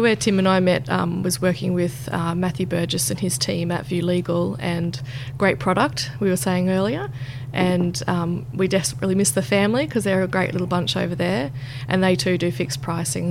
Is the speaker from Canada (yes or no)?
no; Roma, Queensland, Australia; moved away; I'm from Roma, out in Western Queensland.